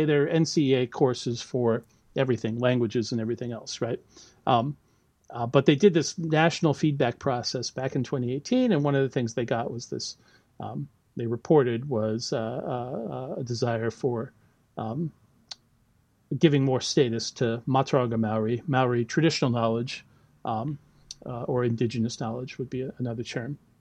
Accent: United States; moved away as an adult; now in Auckland, New Zealand; as you can probably tell from my accent, right, I'm not originally from New Zealand. I did all my, uh, you know, I grew up and did all my uh, schooling in the U.S.

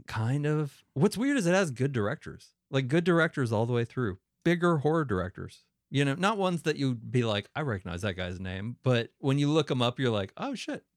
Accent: Northeast, United States; moved away; it's mostly where I grew up in the Northeast

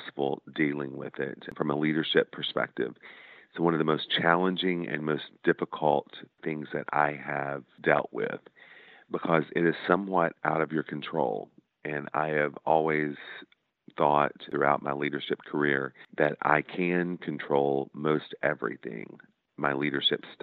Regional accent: Des Arc, Arkansas, United States; my hometown of Des Arc

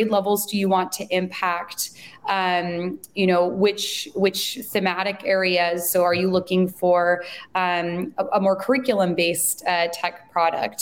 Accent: San Francisco Bay Area, California, United States; I'm originally from the Bay Area, but moved to the city shortly after finishing my master's program

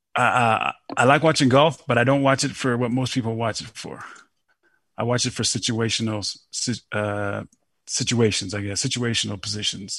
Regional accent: Denver, Colorado, United States; moved away as an adult; now in Colorado Springs, United States; I'm from Denver and I live down in the Springs

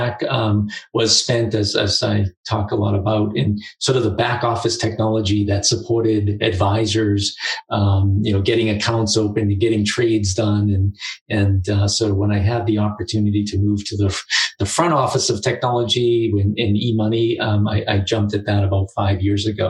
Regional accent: Boston, Massachusetts, United States; I grew up in Boston, just outside of Boston

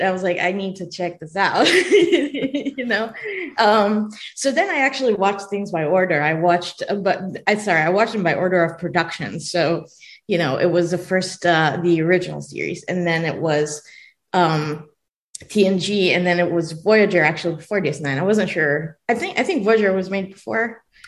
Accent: Israel; English is a second language; moved away; i was born in israel and i did not speak english

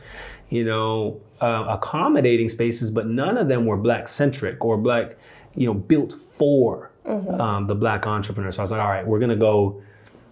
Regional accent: Canada; now in Durham, United States; And so I was born in Canada. And so Canadian by birth, American by choice

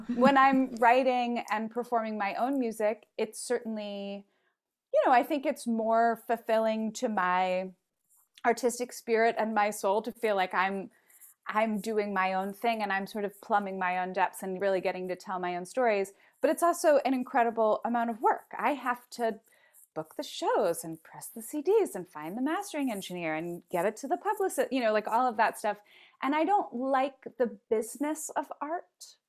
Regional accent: Philadelphia, Pennsylvania, United States; I grew up in West Philadelphia and we have a lot of porches

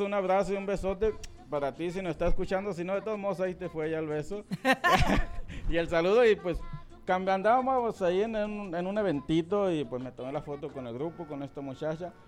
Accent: Sonora, Mexico; estoy en la pura línea de, de Sonora Sinaloa, criado en Sonora

